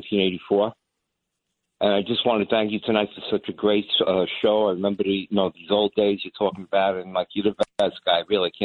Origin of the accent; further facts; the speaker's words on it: New York City, New York, United States; now in Long Island, United States; I live in Long Island. Originally born and raised in Queens, New York.